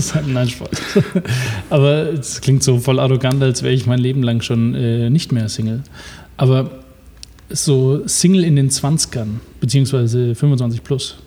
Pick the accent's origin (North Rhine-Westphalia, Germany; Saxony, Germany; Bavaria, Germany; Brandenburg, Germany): Bavaria, Germany; Franconia; ich bin auch ein Franke